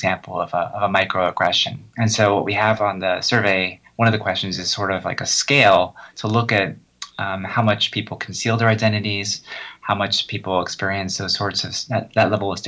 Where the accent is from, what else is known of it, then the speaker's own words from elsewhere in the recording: New Jersey, United States; I grew up in New Jersey where no one really cared